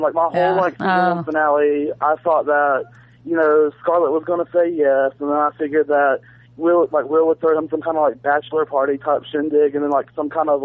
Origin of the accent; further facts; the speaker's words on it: Georgia, United States; I'm from Georgia.